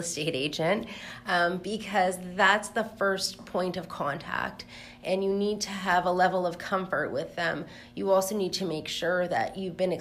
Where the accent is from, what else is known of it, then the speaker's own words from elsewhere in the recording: Toronto, Ontario, Canada; also born or lived in Frankfurt, Germany; I grew up in Toronto.